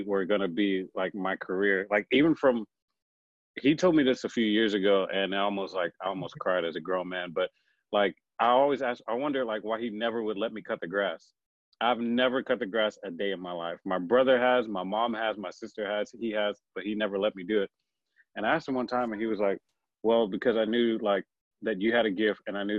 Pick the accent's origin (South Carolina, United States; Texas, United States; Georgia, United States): Texas, United States; Houston; born and raised in Houston, Texas